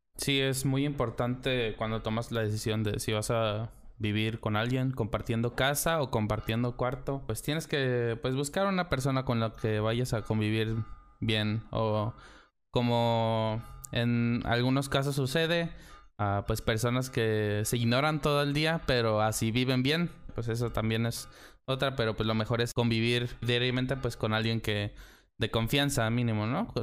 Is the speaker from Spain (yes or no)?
no; Mexico; also born or lived in San Luis Potosí; en nuestro bello país que es México